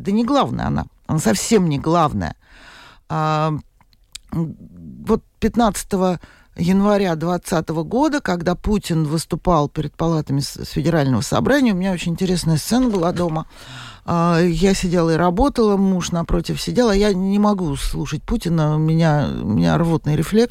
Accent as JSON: {"language": "Russian", "region": "Moscow", "country": "Russia", "tie": "born or raised there", "moved": "as an adult", "said": "Я москвичка. Э, я там родилась, выросла и проработала, извините меня, до пенсии."}